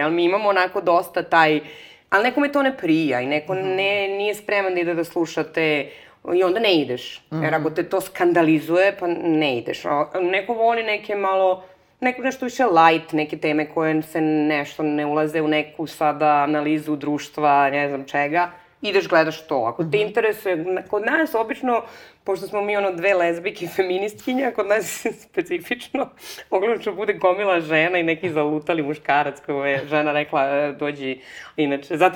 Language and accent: Croatian; Negotin, Bor District, Serbia; moved away; also born or lived in Belgrade, Serbia / Barcelona, Spain; ja sam inače rodom iz Negotina